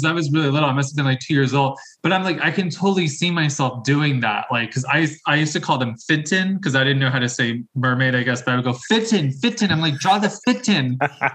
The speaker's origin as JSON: {"language": "English", "town": "Long Branch", "region": "New Jersey", "country": "United States", "tie": "born or raised there", "also_born_or_lived": "Tinton Falls, New Jersey", "moved": "yes", "lives_now": "Philadelphia, United States", "said": "I grew up in New Jersey. So for the first half of my childhood, I grew up in Long Branch, New Jersey, Monmouth County, very much by the shore"}